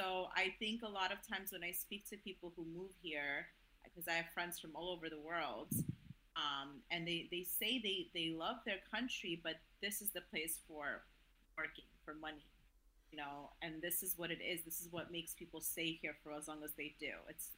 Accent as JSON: {"language": "English", "country": "Azerbaijan", "moved": "yes", "lives_now": "United States"}